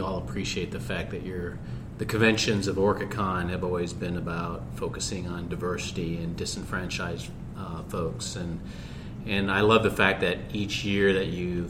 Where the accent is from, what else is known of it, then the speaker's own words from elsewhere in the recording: Lake Stevens, Washington, United States; I am from Lake Stevens, too.